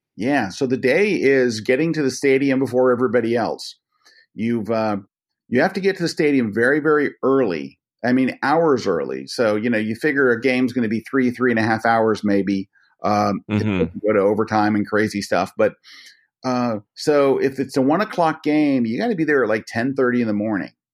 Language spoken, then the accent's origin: English; Tampa, Florida, United States; I grew up in the Tampa Bay area, which is which is not an awesome sports town by any means